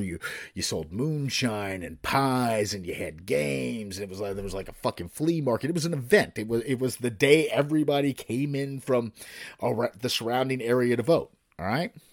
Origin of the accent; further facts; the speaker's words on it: Kentucky, United States; I'm from Kentucky